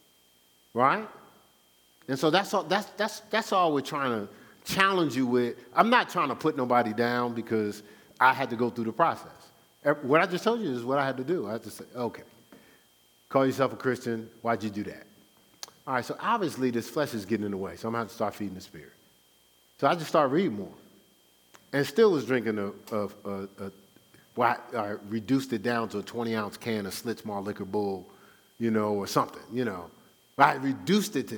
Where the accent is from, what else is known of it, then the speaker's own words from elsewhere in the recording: Newark, New Jersey, United States; moved away; I'm from Newark, New Jersey.